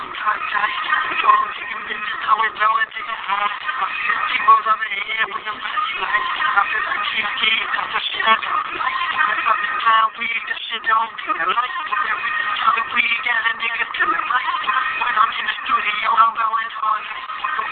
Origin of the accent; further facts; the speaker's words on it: Milwaukee, Wisconsin, United States; my hometown, Milwaukee, Wisconsin